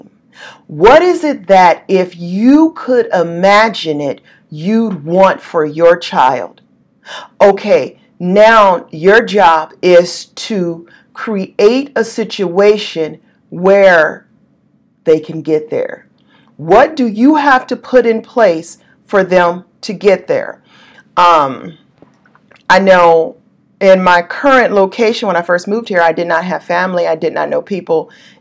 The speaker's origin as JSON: {"language": "English", "region": "Southern California", "country": "United States", "tie": "born or raised there", "moved": "yes", "said": "I was born and raised in Southern California"}